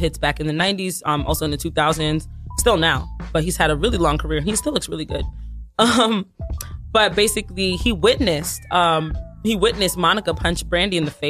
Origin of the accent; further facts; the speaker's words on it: Nigeria; I am Nigerian. A proud Nigerian.